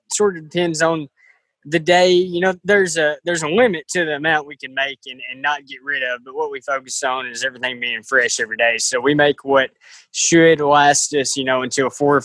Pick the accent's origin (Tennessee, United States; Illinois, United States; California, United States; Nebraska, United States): Tennessee, United States; Dresden; I'm from Dresden, so not far from Martin and not far from y'all at Discovery Park